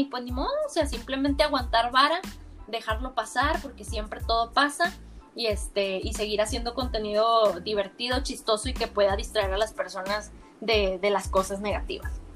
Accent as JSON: {"language": "Spanish", "town": "Monterrey", "region": "Nuevo León", "country": "Mexico", "tie": "born or raised there", "said": "yo toda mi vida he vivido en Monterrey, soy de Monterrey"}